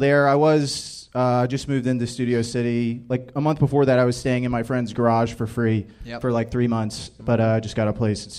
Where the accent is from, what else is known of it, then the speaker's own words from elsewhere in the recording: Florida, United States; moved away; I am from Florida, too.